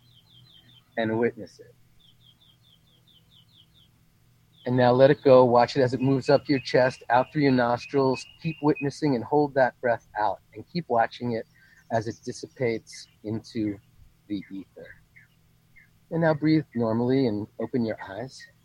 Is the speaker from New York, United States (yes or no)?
yes; New York, United States; moved away; also born or lived in California; I come from the East Coast, New York. We're all control freaks.